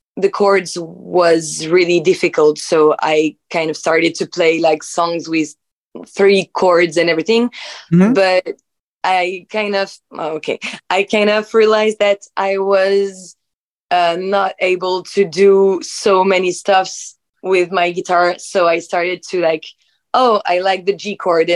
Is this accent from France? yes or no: yes; Nantes, Pays de la Loire, France; English is a second language; moved away as an adult; also born or lived in Paris; I was born in Nantes in France. So in the west coast of France in 1996. And I was raised there, and then I went to Paris to make my study journalism and everything